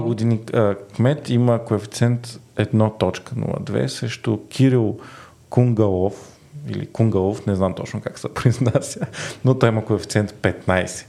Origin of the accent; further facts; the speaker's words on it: Varna, Varna Province, Bulgaria; now in Sofia, Bulgaria; по постоянен адрес във Варна